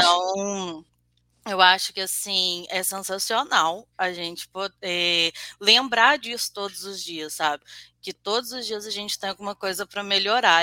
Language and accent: Portuguese; Juiz de Fora, Minas Gerais, Brazil; eu sou de Juiz de Fora, Minas Gerais